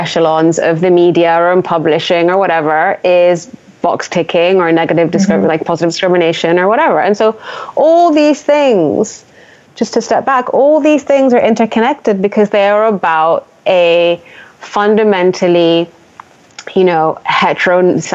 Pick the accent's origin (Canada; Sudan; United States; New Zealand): Sudan; now in United Kingdom; I'm not British, but I'm from Sudan. So I grew up in a, you know, majority black country